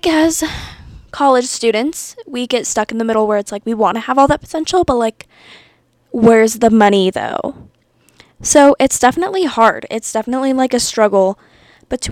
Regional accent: Santa Fe, New Mexico, United States; now in Las Cruces, United States; I'm from Santa Fe, New Mexico. I was raised a Yeehaw.

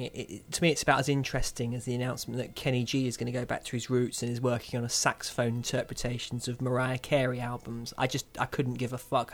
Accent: Kent, South East England, United Kingdom; When I was a young boy growing up in Kent

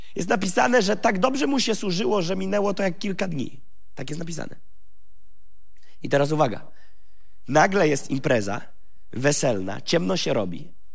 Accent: Gołdap, Warmian-Masurian Voivodeship, Poland; urodziłem się w Gołdapi, w rodzinie pastorskiej

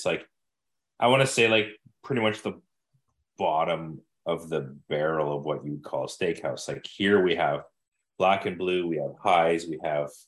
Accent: Manitoba, Canada; you know I'm from Manitoba

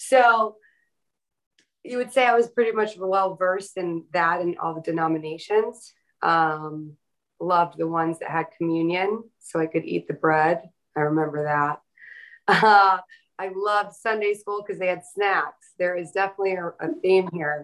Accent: the South, United States; I was raised in the South by a Northern New York Italian Sicilian Catholic and a man from the mountains of Pennsylvania

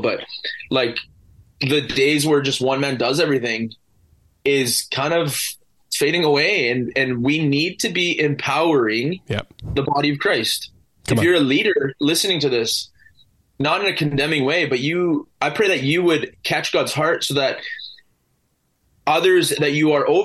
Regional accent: Vancouver Island, British Columbia, Canada; here in my hometown where I labor

